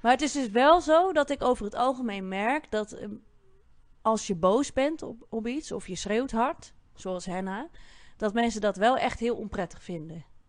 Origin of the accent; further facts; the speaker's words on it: Bussum, North Holland, Netherlands; ik kom ook uit Bussum